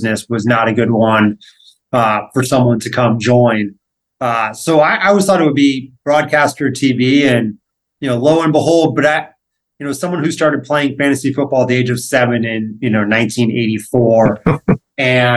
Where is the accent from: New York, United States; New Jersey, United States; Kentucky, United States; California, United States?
California, United States; Los Angeles; growing up in Los Angeles, there are plenty of people who had ties to the entertainment world